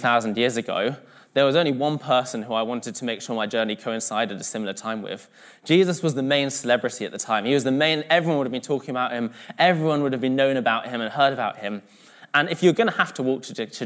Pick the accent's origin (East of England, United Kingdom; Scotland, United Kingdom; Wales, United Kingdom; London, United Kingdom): London, United Kingdom; now in Manchester, United Kingdom; I'm originally from London, but I'm mixed race and my mum's from Malaysia